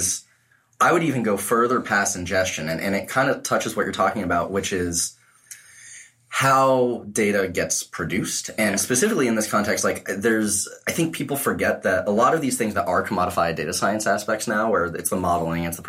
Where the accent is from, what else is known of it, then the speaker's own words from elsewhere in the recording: New England, United States; I'm from New England